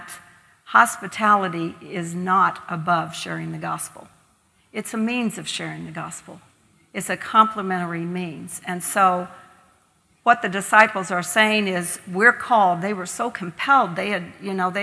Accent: Kentucky, United States; moved away as an adult; now in Ireland; growing up in Kentucky, we would be sent out the back door to the neighbors to get more potatoes

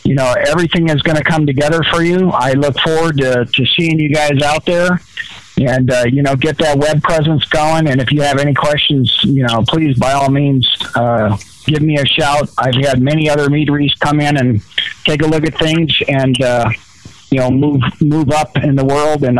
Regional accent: Iowa, United States; now in Omaha, United States; I'm calling from Nebraska, Bellevue, Nebraska, actually Omaha, and Iowa is my hometown

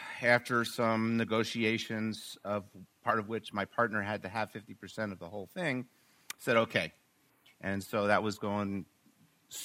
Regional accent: Short Hills, New Jersey, United States; born and raised in Short Hills

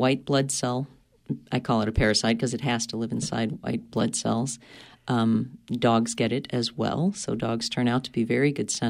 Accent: Lincoln, Maine, United States; I'm thinking my hometown.

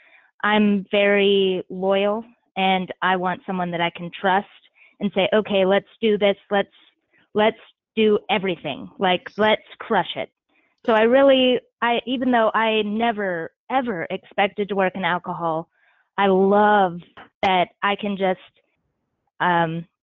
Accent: Franklin, Virginia, United States; moved away; also born or lived in Cincinnati / Washington, D.C.; We are both from Franklin, in the Tidewater area of Virginia. And both of our dads and Will's mom worked for a union camp, a small paper mill that was like the center of the town

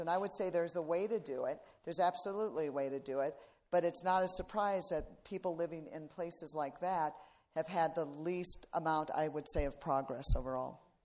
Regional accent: Iowa, United States; I was raised in Iowa

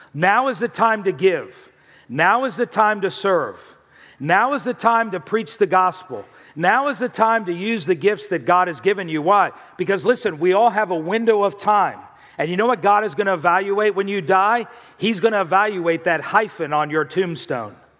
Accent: South Florida, United States; I grew up in South Florida

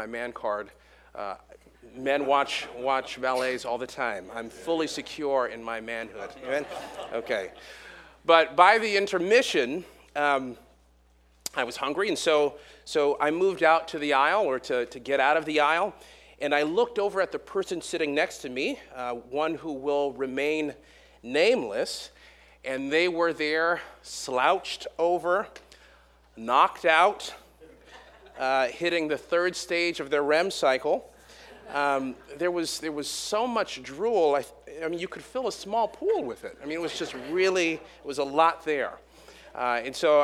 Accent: California, United States; moved away as an adult; now in Hampton Roads, United States; We are originally from California

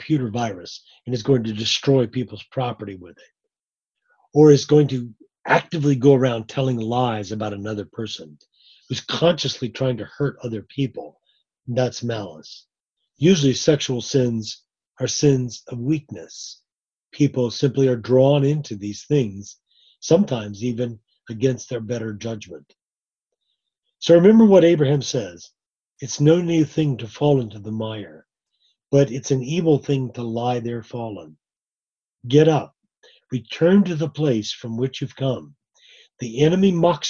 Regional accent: Florida, United States; moved away as an adult; I grew up in Florida. I'm a native Floridian

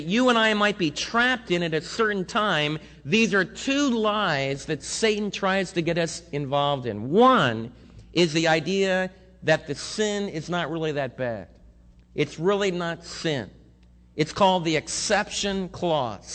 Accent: United States; we as American believers

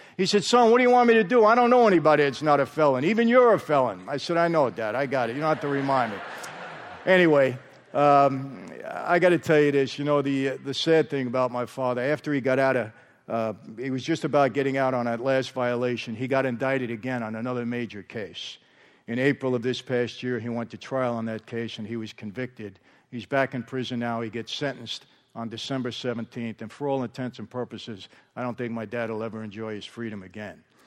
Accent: New York, United States; born or raised there; now in Marina del Rey, United States

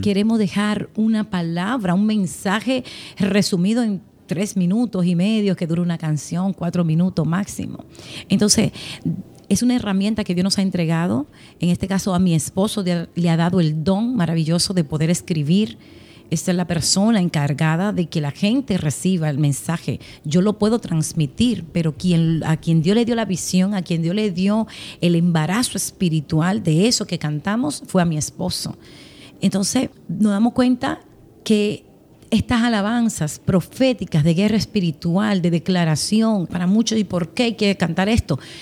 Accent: Haina, San Cristóbal, Dominican Republic; nací, vivo en la República Dominicana. Nací en un hogar cristiano, en la ciudad eh, al, norte, al sur la capital, una, un pueblito llamado Jaina. Crecí con mis padres

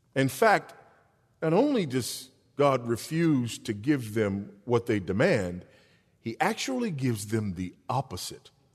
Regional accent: Los Angeles, California, United States; now in Texas, United States; I'm a Los Angelino by birth

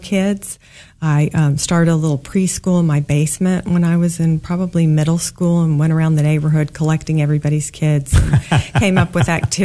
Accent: Kansas, United States; born or raised there; also born or lived in St. Louis, Missouri

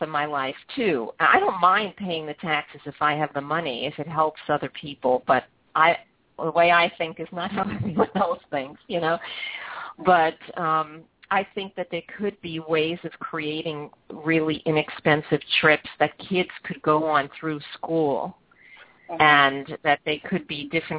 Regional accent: New York City, New York, United States; moved away; I grew up in Brooklyn, everyone just took their chairs outside and sat on the sidewalk

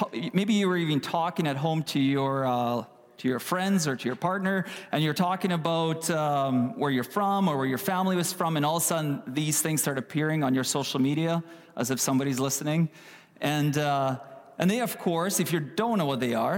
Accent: Kyiv, Ukraine; now in Canada; I was born in Ukraine, in Kiev, in the capital of Ukraine

